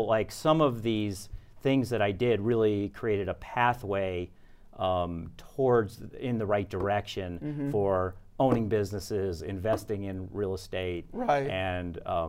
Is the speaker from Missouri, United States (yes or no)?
no; New York, United States; So basically, I grew up in Westchester County, New York, which is right outside of New York City.